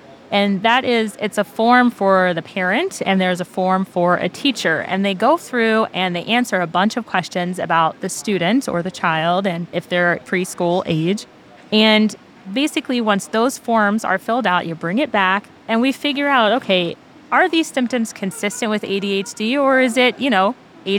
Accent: Pennsylvania, United States; also born or lived in Germany; I was born overseas in Germany, but went to high school in Pennsylvania

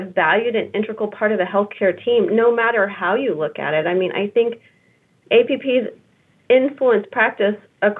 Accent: Kansas City, United States; I was born and raised in Kansas City

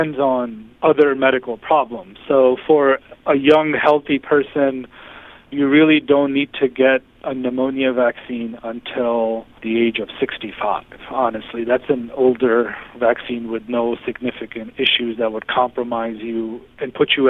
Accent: New York City, New York, United States; I was pretty much born and raised in the New York City area

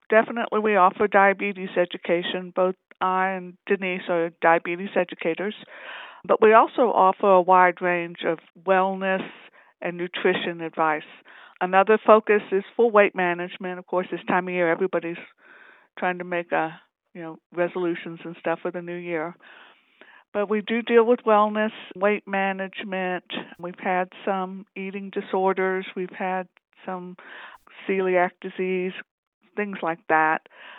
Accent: North Carolina, United States; now in New Mexico, United States; I grew up in North Carolina, but being an Army brat, basically, we moved around, so I'm used to moving around. This is my second time in New Mexico.

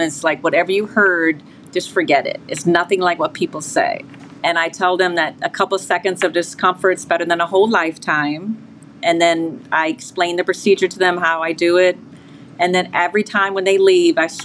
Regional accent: Maryland, United States; I'm from Maryland

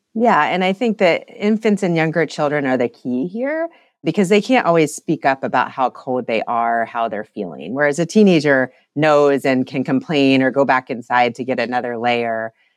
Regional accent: Ohio, United States; moved away as an adult; also born or lived in Denver, Colorado; now in North Carolina, United States; I grew up in Ohio, but actually lived the last nine years in Colorado and Denver

